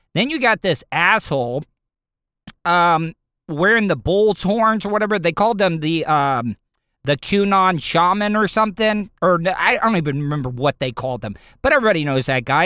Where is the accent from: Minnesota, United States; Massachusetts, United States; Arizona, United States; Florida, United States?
Florida, United States; De Leon Springs; I grew up in De Leon Springs. That part of Volusia County